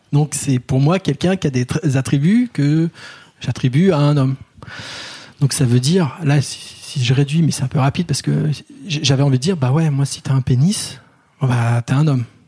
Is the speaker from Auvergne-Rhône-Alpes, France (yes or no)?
no; Paris, Île-de-France, France; en tant que Parisien, blanc, grand